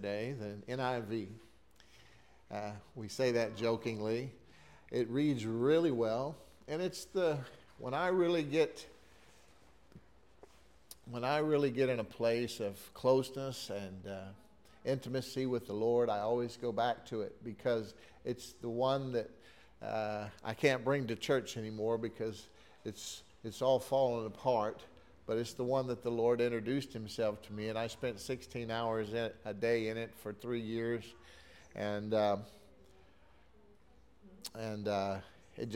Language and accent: English; Texas City, Texas, United States; my wife and I grew up in Texas City